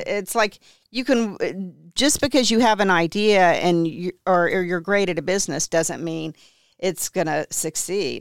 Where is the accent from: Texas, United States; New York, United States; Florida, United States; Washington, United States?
Texas, United States; Houston; also born or lived in Ventura, California / Santa Barbara, California; I grew up mainly in Houston